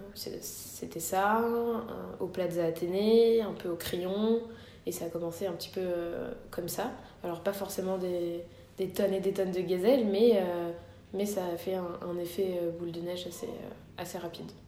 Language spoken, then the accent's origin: French; Morocco; quand on est marocain